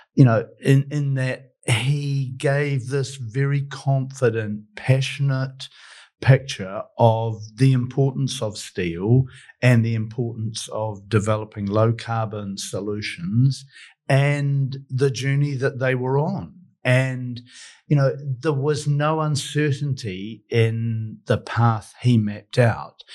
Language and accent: English; New Zealand; as a New Zealander